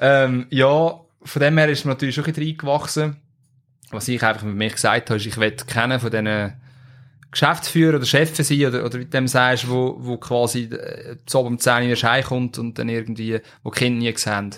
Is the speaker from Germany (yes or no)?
no; Switzerland; bei uns in der Schweiz